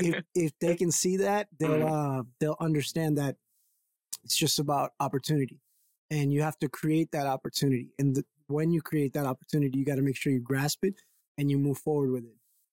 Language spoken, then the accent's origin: English; Brockton, Massachusetts, United States; But where I grew up in Brockton, Mass, primarily, because I moved around a lot, that's where I feel like I got my gusto from